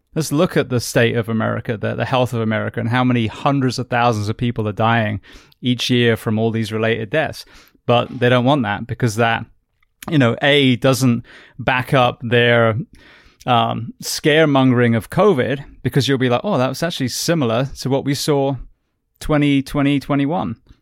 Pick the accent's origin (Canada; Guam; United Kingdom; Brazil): United Kingdom; now in United States; I'm British